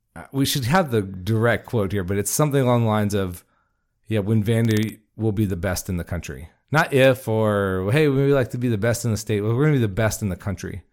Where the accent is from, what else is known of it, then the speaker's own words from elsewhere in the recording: Jacksonville, Florida, United States; I'm from Jacksonville